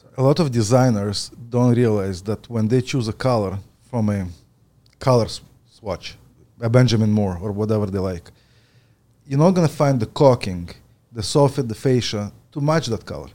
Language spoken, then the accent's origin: English; Ukraine; also born or lived in Edmonton, Alberta; now in Ontario, Canada; I was born in the Ukraine